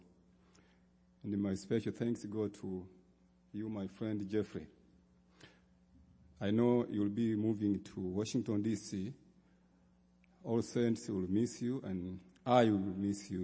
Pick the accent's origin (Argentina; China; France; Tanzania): Tanzania; I come from the Diocese of Western Tanganyika in Tanzania.